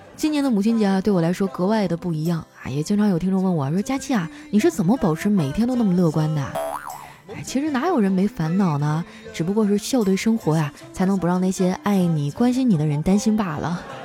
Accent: Qitaihe, Heilongjiang, China; moved away; 我家乡的名字很有意思啊，尤其是我小时候上那个小学

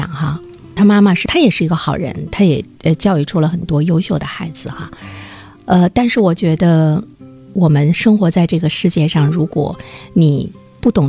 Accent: Sichuan, China; 因为我从小呢也是在四川那块儿对长大，

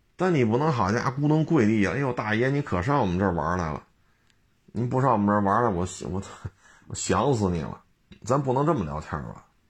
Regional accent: China; 咱是中国人吗咱们

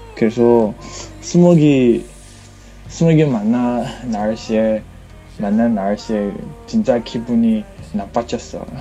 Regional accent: Sichuan, China; Korean is a second language; moved away as an adult; now in Beijing, China; 제 고향은 사천이에요

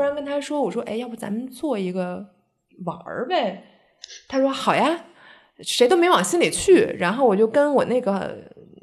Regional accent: China; 我们中国人

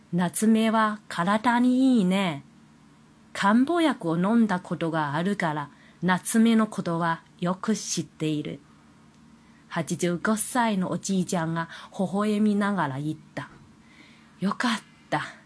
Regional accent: China; Japanese is a second language; moved away as an adult; now in Kobe, Japan; 私はもともと中国人なので、中国語はできることは当たり前のことではないか。

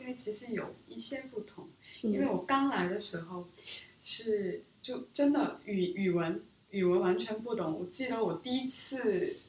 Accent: Seoul, South Korea; Chinese is a second language; now in Beijing, China; 我来自韩国的首尔。嗯，之前十年前。我在北京生活过五年多，是小学、中学期间。从高中我回到中韩国，然后一直在那边学习工作。

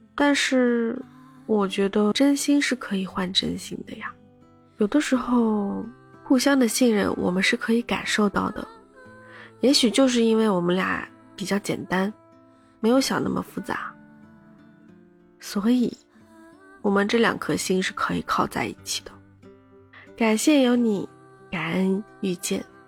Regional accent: Shanghai, China; 我从小就在上海，我没有去过别的城市待过很长时间，没有去别的城市工作过，没有背井离乡

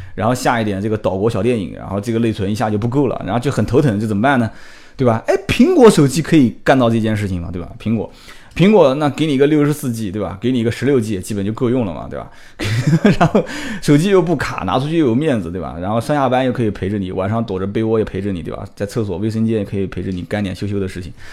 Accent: Nanjing, Jiangsu, China; 我是南京的土著，完了之后也是啊，基本上上学啊，工作，都在这个地方

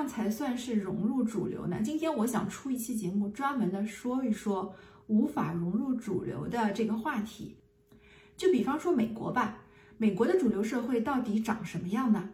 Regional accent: China; moved away; 我们中国人啊，至少可以明白一件事情

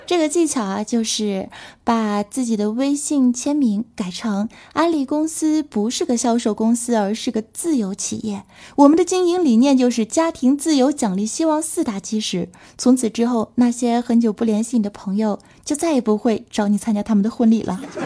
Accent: China; 我们中国人

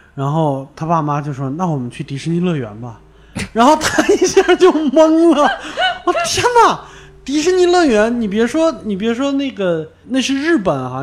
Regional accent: Baoding, Hebei, China; 我老家就是，就是宝堆那边儿

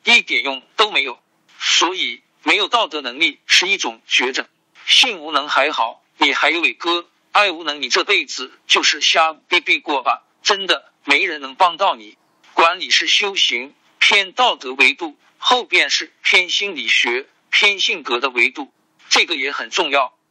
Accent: Jiangxi, China; Chinese is a second language; 你说我是江西人，说我是老表

